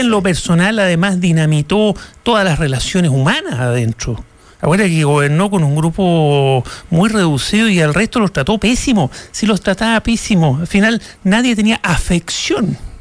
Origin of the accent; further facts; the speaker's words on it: Chile; nos merecemos un momento de grandeza como sociedad chilena